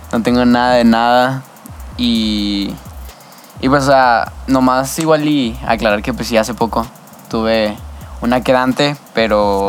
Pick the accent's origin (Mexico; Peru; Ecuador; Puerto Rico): Mexico; Torreón, Coahuila; also born or lived in El Paso, Texas; desde entonces estoy viviendo aquí en Torreón, o sea, literalmente nomás estuve muy poquito allá en El Paso